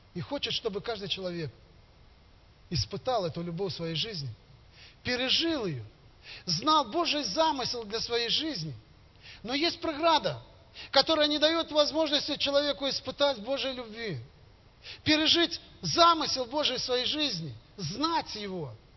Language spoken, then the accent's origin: Russian; Gomel, Gomel Region, Belarus; я из Костюковки, есть такой поселок теперь, который стал городом Гомелем